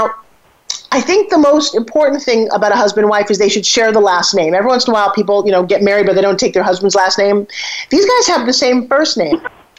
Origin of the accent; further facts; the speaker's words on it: New York, United States; I'm talking like this because I come from New York and I live on Long Island, right?